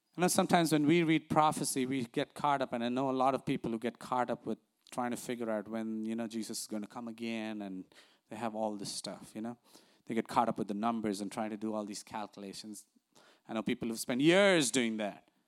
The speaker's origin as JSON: {"language": "English", "country": "India", "tie": "born or raised there", "moved": "yes", "lives_now": "United States", "said": "growing up in India"}